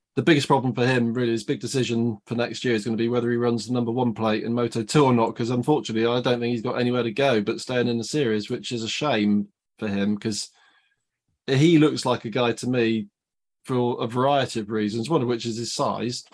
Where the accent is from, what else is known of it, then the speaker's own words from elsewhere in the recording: United Kingdom; for us as British fans